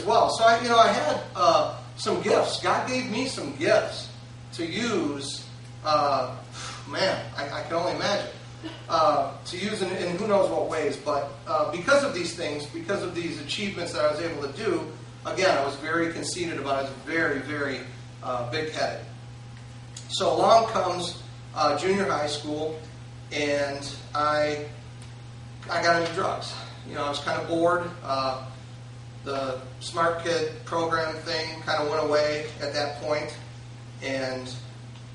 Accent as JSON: {"language": "English", "town": "Roseville", "country": "United States", "tie": "born or raised there", "said": "I grew up in Roseville"}